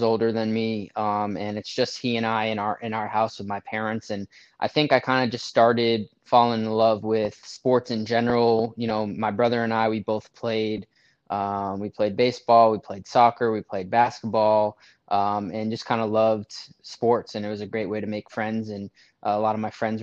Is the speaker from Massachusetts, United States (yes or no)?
yes; Boston, Massachusetts, United States; moved away as an adult; also born or lived in Madison, Wisconsin / Vermont / Los Angeles, California; now in New Haven, United States; I grew up in Boston, Massachusetts, went to college in the Midwest at the University of Wisconsin